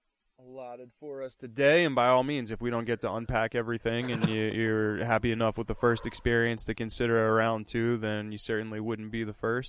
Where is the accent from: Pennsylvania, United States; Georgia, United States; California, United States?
Pennsylvania, United States; Philadelphia; now in Longmont, United States; No, I'm a Philadelphia native.